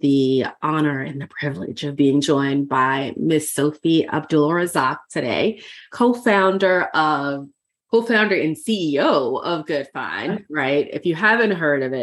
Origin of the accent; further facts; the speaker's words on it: New York, United States; now in Virginia, United States; I'm actually from New York and here in Virginia.